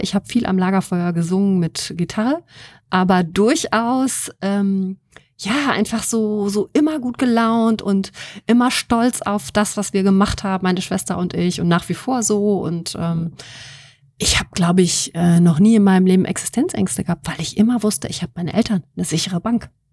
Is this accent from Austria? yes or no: no; Wuppertal, North Rhine-Westphalia, Germany; moved away as an adult; now in Münster, Germany; ich bin in Wuppertal geboren, bin ja. dann zum Studium hier hingekommen